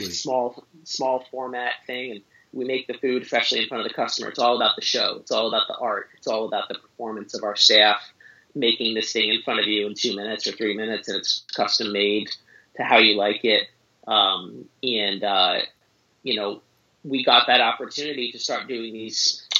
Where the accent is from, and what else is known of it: suburbs of New York City, United States; born or raised there